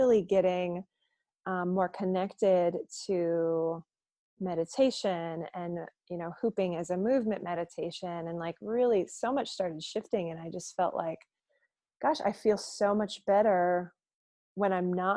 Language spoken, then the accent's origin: English; Wisconsin, United States; moved away as an adult; also born or lived in Portland; being that I'm from Wisconsin, it's very strong drinking culture here. And I grew up drinking pretty young